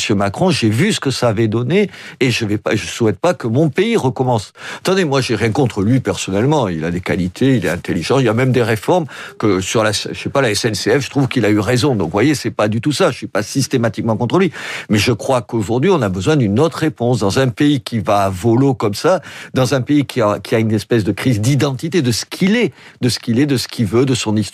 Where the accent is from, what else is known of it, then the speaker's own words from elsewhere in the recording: France; je suis français jusqu'au bout des ongles. Et français jusqu'au bout des ongles, ça ne veut pas dire français de souche, ça veut dire qui aime ce pays, qui aime son histoire et tout.